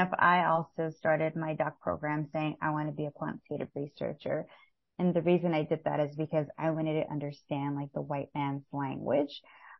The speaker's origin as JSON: {"language": "English", "town": "Los Angeles", "region": "California", "country": "United States", "tie": "born or raised there", "lives_now": "New Jersey, United States", "said": "I was born and raised in East Los Angeles, California, and now I reside in New Jersey."}